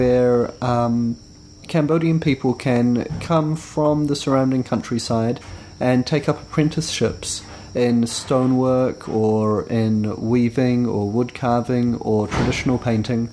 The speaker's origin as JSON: {"language": "English", "country": "New Zealand", "said": "we're from New Zealand"}